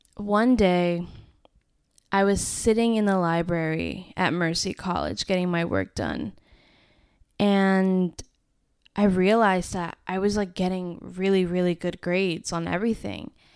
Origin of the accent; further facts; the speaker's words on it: Westchester, New York, United States; moved away as an adult; I'm leaving Westchester. I am not staying here 'cause I really did not wanna stay home.